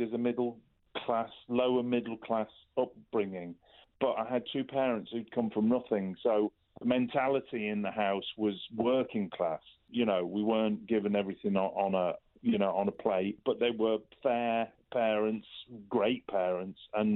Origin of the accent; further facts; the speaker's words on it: Culcheth, North West England, United Kingdom; I come from, as you say, a little place called Culcheth